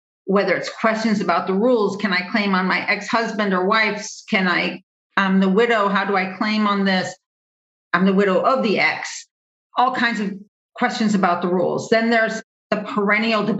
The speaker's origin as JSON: {"language": "English", "region": "Midwest", "country": "United States", "said": "as a Midwesterner"}